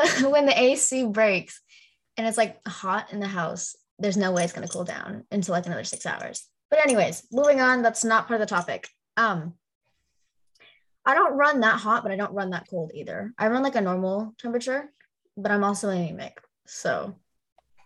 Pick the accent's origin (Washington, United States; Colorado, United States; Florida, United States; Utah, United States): Florida, United States; also born or lived in Chicago, Illinois; I was born in like Southbridge, Chicago. So it was cold and also gross at the same time. But I was also only there until I was like 3. So I was basically raised in Florida